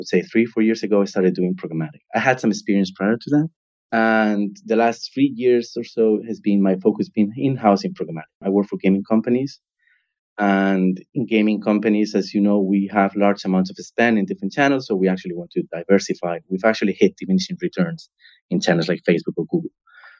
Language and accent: English; Spain; moved away as an adult; also born or lived in United States / Germany / Mali / Berlin, Germany; now in Hamburg, Germany; I'm from Spain